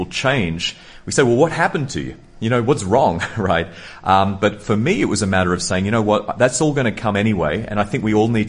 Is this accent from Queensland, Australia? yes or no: no; Sydney, New South Wales, Australia; I was born in Sydney, Australia